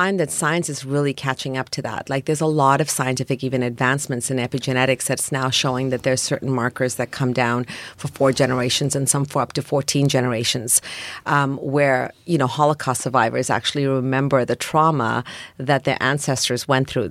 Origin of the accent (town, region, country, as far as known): Toronto, Ontario, Canada; born or raised there